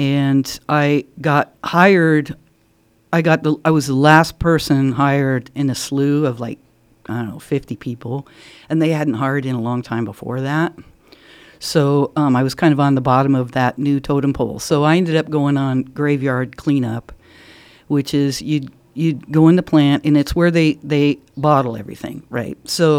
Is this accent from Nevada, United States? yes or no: yes; Las Vegas, Nevada, United States; born there; I was born in Las Vegas, Nevada, because my dad was in the Air Force. So I was born at Nellis Air Force Base in Las Vegas.